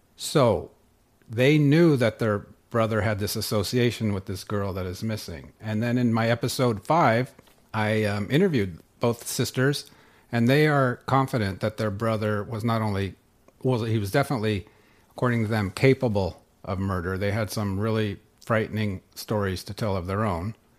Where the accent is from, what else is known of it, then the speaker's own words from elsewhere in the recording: Northern California, United States; moved away as an adult; also born or lived in Sweden / Boulder, Colorado; now in North Dakota, United States; I grew up in Northern California and, uh, in the wine country up there